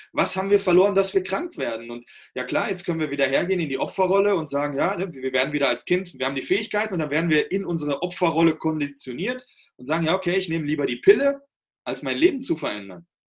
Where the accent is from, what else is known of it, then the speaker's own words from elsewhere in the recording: Germany; bei uns in Deutschland